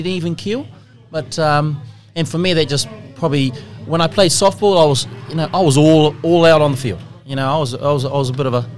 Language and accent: English; Auckland, New Zealand; born and bred in West Auckland.